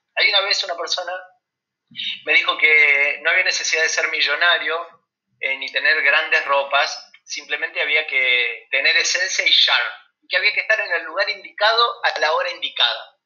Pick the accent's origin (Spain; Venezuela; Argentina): Argentina; cómo somos los argentinos